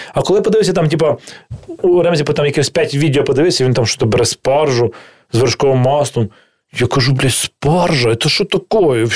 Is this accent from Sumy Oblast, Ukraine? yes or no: no; Kyiv, Ukraine; Я такий, типу, народився в Києві, взагалі, да, я не схожий на людину, яка народилася в Києві